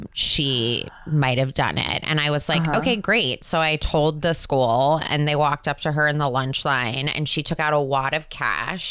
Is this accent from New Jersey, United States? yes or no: yes; New Jersey, United States; moved away as an adult; also born or lived in Chicago; now in Los Angeles, United States; I'm from New Jersey